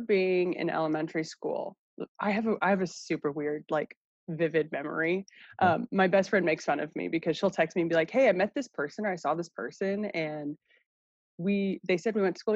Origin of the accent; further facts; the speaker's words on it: Gresham, Oregon, United States; also born or lived in Salem, Oregon; I grew up in Gresham